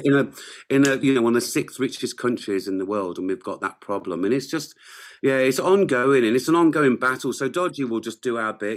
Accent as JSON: {"language": "English", "region": "England", "country": "United Kingdom", "tie": "born or raised there", "moved": "as an adult", "lives_now": "Wales, United Kingdom", "said": "I grew up in England. I am English to a degree"}